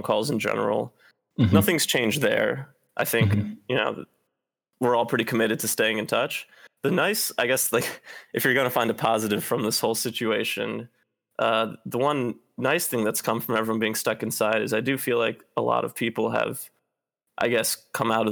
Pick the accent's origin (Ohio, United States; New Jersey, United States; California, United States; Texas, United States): Ohio, United States; Cleveland; moved away as an adult; now in Seattle, United States; I'm from Cleveland, which is part of the Midwest